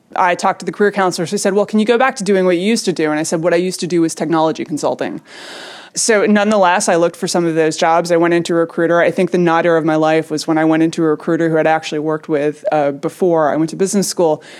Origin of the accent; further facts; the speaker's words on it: New York, United States; I grew up in New York, so I was not very far, I was a couple miles from the site